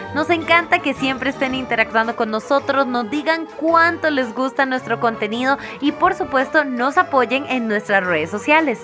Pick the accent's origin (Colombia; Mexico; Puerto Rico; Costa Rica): Costa Rica; como ticos